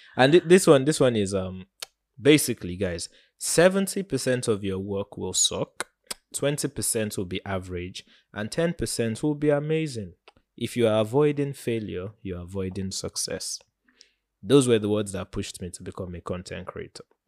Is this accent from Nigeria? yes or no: yes; Nigeria; as a Nigerian